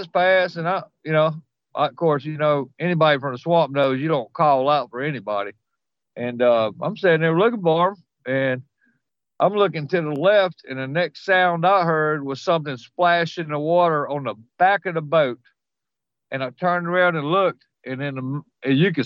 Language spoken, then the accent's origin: English; Louisiana, United States; I'm from Louisiana